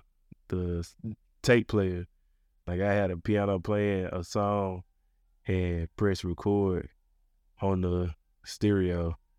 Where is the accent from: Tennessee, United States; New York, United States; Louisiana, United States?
Tennessee, United States; Memphis; Yeah, I'm South Memphis. … I'm from South Memphis.